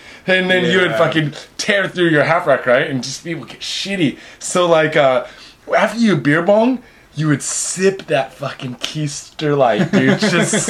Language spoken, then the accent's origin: English; Seattle, Washington, United States; now in Japan; Dude, I'm from Seattle